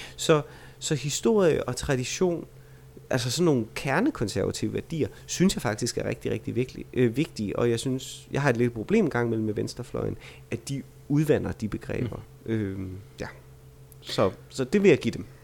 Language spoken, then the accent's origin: Danish; Vejle, Southern Denmark, Denmark; jeg er fra Vejle